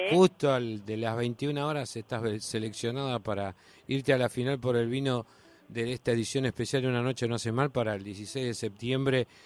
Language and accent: Spanish; Avellaneda, Buenos Aires Province, Argentina; De Sarandí y Avellaneda